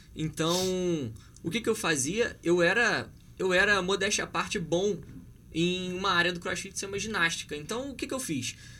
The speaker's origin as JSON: {"language": "Portuguese", "town": "Petrópolis", "region": "Rio de Janeiro", "country": "Brazil", "said": "eu sou de Petrópolis"}